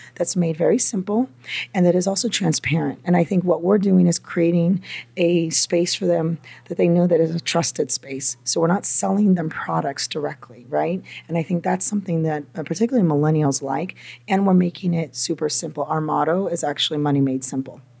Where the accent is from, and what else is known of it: Napa, California, United States; also born or lived in Los Angeles, California; now in New York, United States